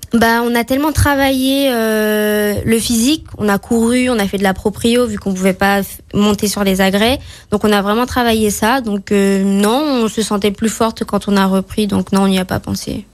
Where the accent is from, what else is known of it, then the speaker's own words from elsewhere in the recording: Fort-de-France, Martinique; also born or lived in Balata, Martinique; now in Saint-Étienne, France; je suis née à Fort-de-France. j'ai vécu à Balata, et et en ce moment, j'habite à Tartane